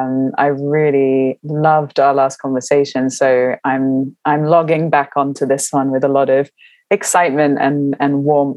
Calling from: London, United Kingdom; I'm calling from London and I am well.

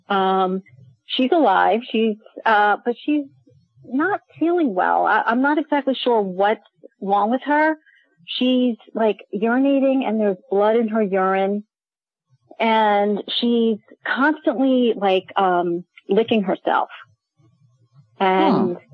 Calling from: Oradell, New Jersey, United States; I'm calling from Bergen County in New Jersey

